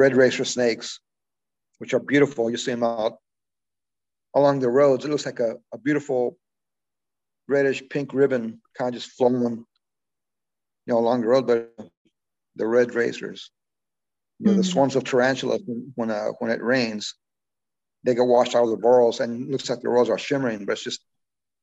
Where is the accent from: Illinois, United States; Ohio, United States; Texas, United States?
Texas, United States; Alpine; now in Lincoln, United States; I'm from Alpine, Texas. It's about 80 miles from the border